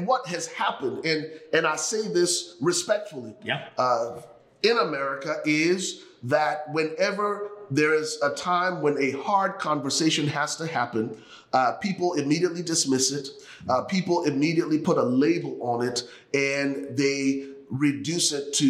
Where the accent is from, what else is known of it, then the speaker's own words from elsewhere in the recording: Liberia; now in United States; I am originally from Liberia, West Africa. The United States became home for me and my family 27 years ago.